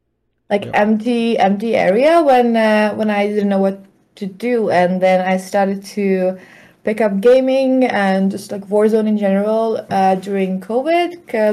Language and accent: English; Hungary; moved away as an adult; now in Germany; I'm from Hungary